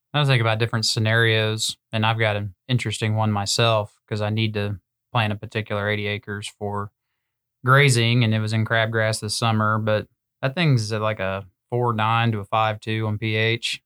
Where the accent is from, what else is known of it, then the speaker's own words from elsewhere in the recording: Southern Great Plains, United States; growing up in the Southern Great Plains